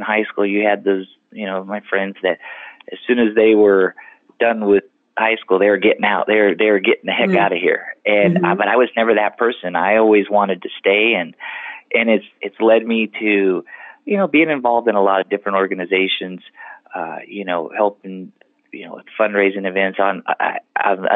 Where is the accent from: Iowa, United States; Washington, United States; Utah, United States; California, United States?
California, United States; Los Banos; also born or lived in Dos Palos; I was born and raised in Los Banos.